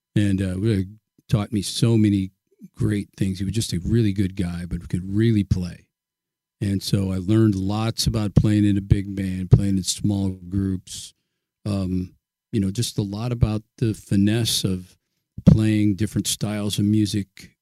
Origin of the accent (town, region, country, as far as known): Pleasanton, California, United States; born or raised there; also born or lived in Oakland, California